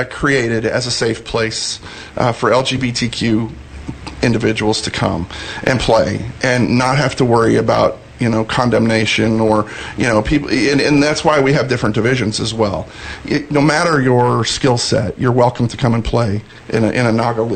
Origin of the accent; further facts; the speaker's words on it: Sioux Falls, South Dakota, United States; now in Dallas, United States; I'm a South Dakota boy. I was born and raised in South Dakota, and my hometown of Sioux Falls, South Dakota